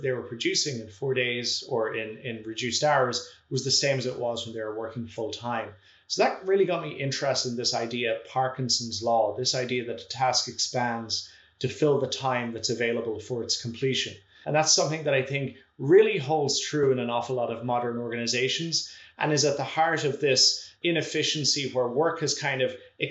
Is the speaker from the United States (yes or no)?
no; Ireland; moved away as an adult; now in Toronto, Canada; my home country of Ireland